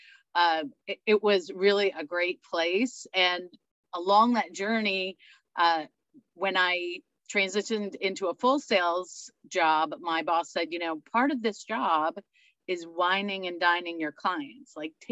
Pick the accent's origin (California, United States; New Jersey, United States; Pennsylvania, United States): New Jersey, United States; I grew up in New Jersey, where wine came in a jug or a box